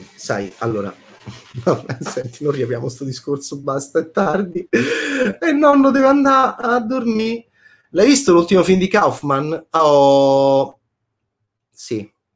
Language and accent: Italian; Italy; da italiano autocritico